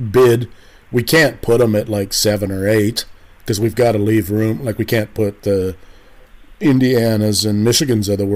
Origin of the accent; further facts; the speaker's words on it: Canada; I'm a Canadian